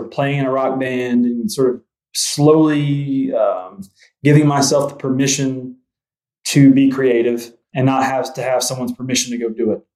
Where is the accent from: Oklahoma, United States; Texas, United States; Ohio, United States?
Oklahoma, United States; Spiro; moved away; Where I grew up in Spiro, Oklahoma, I graduated with 80 people